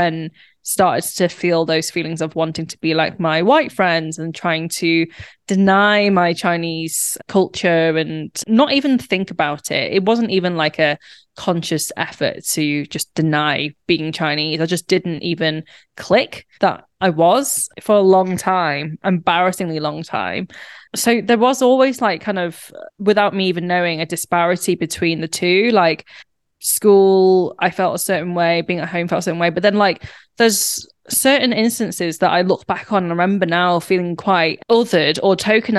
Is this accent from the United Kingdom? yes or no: yes; Warrington, North West England, United Kingdom; now in Manchester, United Kingdom; I grew up in Warrington, which is about 30 minutes from Manchester.